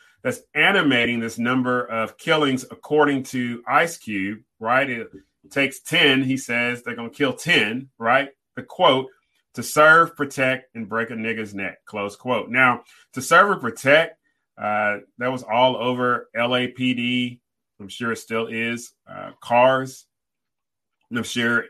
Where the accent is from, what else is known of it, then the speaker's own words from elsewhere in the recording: Riverside, California, United States; I grew up in Southern California, Riverside, California, about 40 minutes from Los Angeles